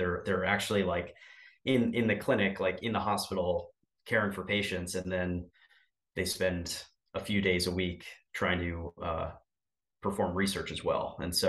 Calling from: Pennsylvania, United States

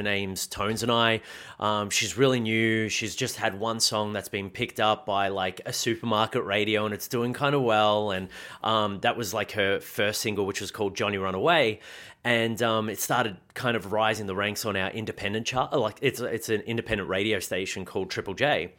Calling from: Melbourne, Victoria, Australia; I'm in Melbourne, Victoria, actually from home

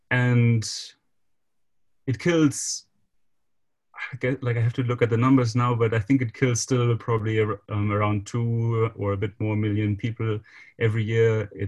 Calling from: Germany; I'm calling now from Germany

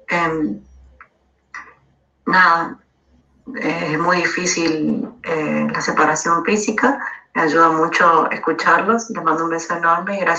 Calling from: Argentina; de Argentina.

